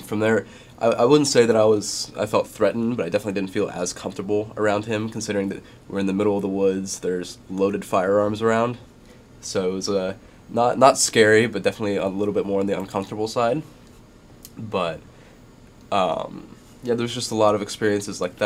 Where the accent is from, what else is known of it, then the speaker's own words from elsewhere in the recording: Arkansas, United States; also born or lived in Santa Monica, California; I was technically born in Santa Monica, but I consider myself growing up in Arkansas